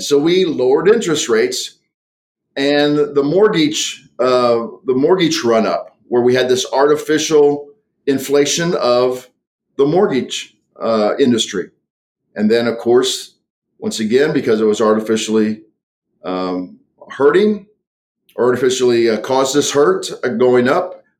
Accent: United States; I grew up on the on the Mississippi River

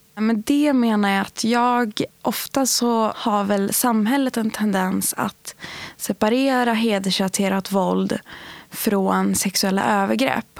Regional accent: outside Sundsvall, Norrland, Västernorrland County, Sweden; jag är uppvuxen utanför Sundsvall med föräldrar som har rötter i Iran och Irak.

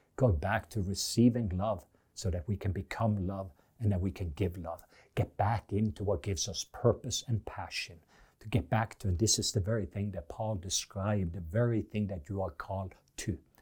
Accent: Norway; English is a second language; moved away; being in Norwegian, I have learned that because English and This English is my second language

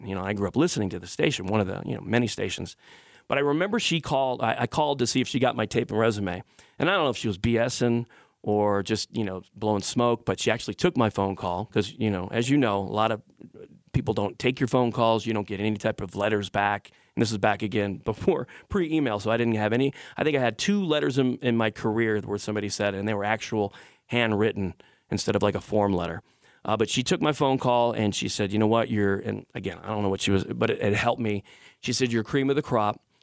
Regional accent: Detroit, Michigan, United States; I'm from Detroit

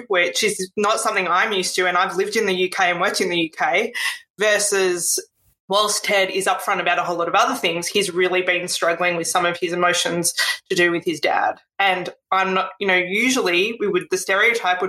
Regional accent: Australia; I was born in Australia and I've lived most of my life in Australia

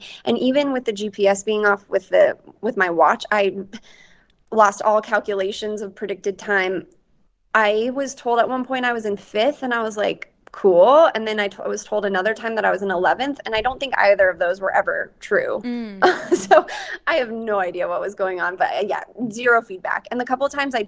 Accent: Western Nebraska, United States; I grew up in Western Nebraska.

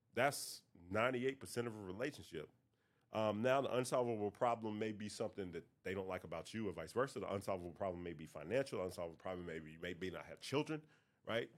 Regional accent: North Carolina, United States; I'm from North Carolina

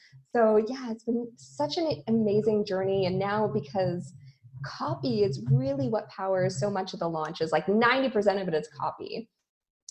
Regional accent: Vancouver, British Columbia, Canada; moved away as an adult; now in Montreal, Canada; I'm from Vancouver, Canada

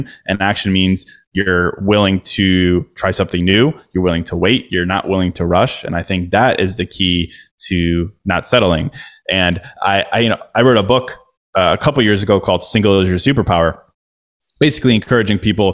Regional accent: Chicago, Illinois, United States; moved away as an adult; now in Miami, United States; I'm from Chicago. I spent the last 12 years in Chicago

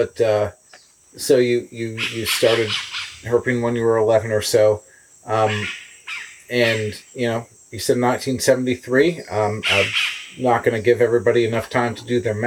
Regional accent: Connecticut, United States; growing up in Connecticut, it was redback salamanders and spotted turtles and stuff

